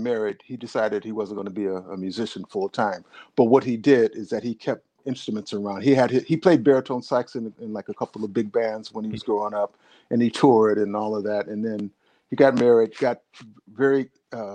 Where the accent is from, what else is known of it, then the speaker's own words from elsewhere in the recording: Los Angeles, California, United States; moved away as an adult; also born or lived in Cleveland, Ohio / Pomona, California; now in Bay Area, United States; I grew up in Southern California